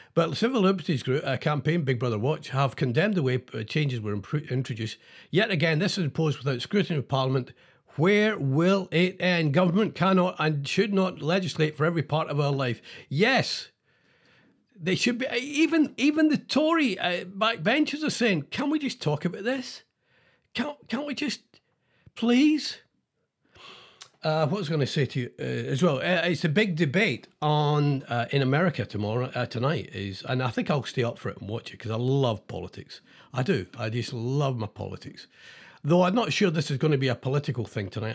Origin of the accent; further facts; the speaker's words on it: Scotland, United Kingdom; I'm Scottish